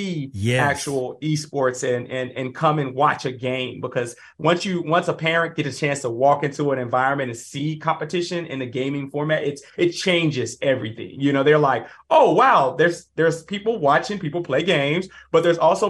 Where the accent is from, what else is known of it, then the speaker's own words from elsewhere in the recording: Dallas, Texas, United States; I grew up in the South, you know, South area